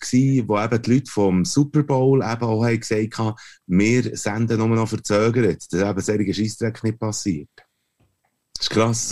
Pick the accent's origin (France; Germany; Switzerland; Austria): Switzerland; als Europäer, das sagen wir als Schweizer Cis-Männer